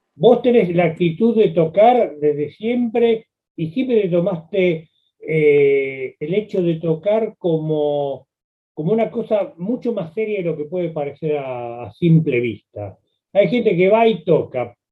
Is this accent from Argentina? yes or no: yes; Buenos Aires, Argentina; yo soy de Flores, viví muchos años ahí